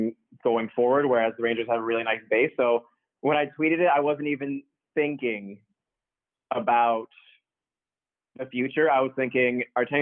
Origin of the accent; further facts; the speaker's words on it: Toronto, Ontario, Canada; I'm from Toronto.